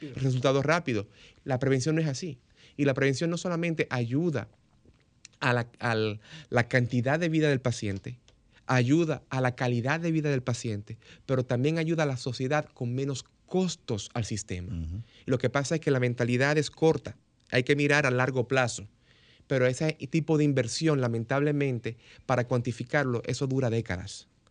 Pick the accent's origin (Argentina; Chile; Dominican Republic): Dominican Republic; Como dominicano